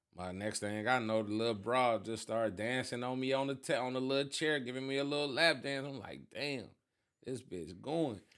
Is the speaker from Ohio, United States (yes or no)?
yes; Cleveland, Ohio, United States; I'm from Ida